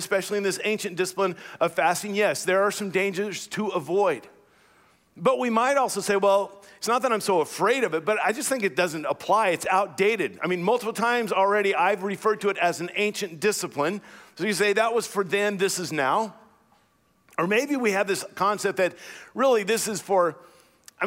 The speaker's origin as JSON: {"language": "English", "country": "United States", "said": "as American Christians"}